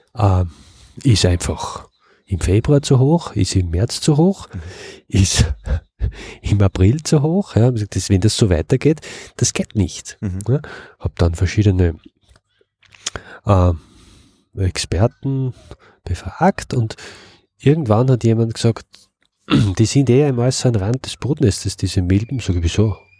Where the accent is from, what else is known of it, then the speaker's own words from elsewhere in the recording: Upper Austria, Austria; moved away as an adult; now in Vienna, Austria; Ich bin aus Oberösterreich und ich bin noch fürs Studium und schlussendlich auch für die Arbeit nach, nach Wien gezogen. Und in Oberösterreich hatten wir in meiner Kindheit immer Bienen